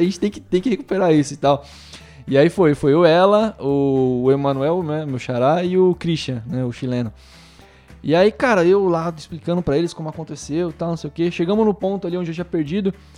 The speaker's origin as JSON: {"language": "Portuguese", "country": "Brazil", "said": "também sou do Brasil"}